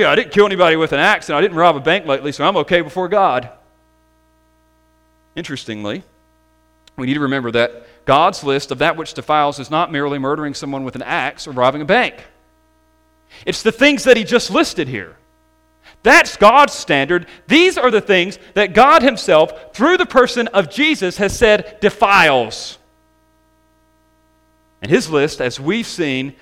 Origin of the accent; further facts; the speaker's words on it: the South, United States; growing up in the South